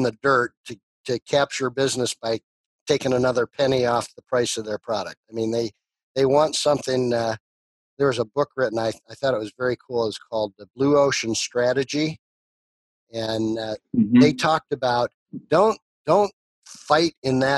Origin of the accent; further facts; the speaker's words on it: Chicago, Illinois, United States; growing up in the Chicago area